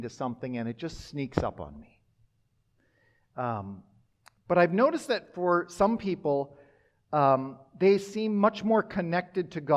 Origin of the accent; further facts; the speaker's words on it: Minnesota and Wisconsin, Midwest, United States; now in Wichita, United States; I grew up in a parsonage in Minnesota and Wisconsin.